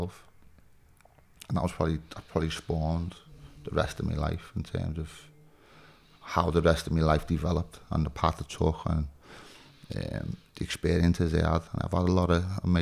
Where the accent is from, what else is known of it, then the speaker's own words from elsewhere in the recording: United Kingdom; Born and raised in Kensington